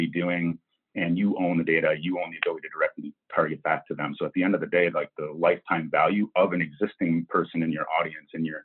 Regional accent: Maine, United States; moved away; also born or lived in Canada; I'm from Maine, so I'm sort of almost a Canadian

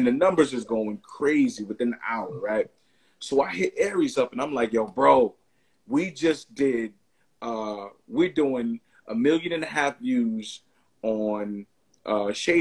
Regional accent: New York, United States; I'm from New York

